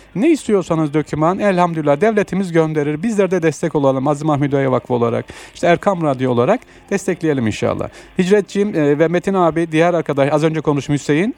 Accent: Aksaray, Aksaray Province, Turkey; now in Istanbul, Turkey; Ben de Aksaraylıyım.

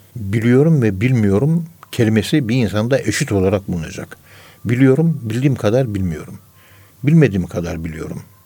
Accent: Ankara, Turkey; Ben Ankara'nın yerlisiyim

